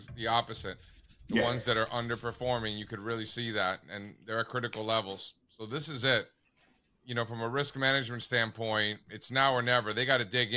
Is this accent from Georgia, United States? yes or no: no; Miami, Florida, United States; moved away; also born or lived in New York City; I grew up in Miami, total flatlander, right? And then I lived in New York City